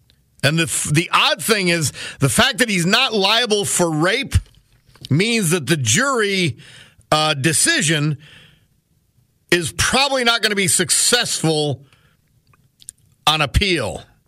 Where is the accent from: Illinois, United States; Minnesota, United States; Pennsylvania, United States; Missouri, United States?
Missouri, United States; I'm from Missouri.